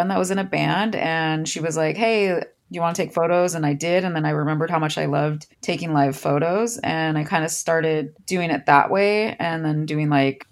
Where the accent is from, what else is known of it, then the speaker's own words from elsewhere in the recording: Orange County, California, United States; I'm from here originally, yeah. Orange County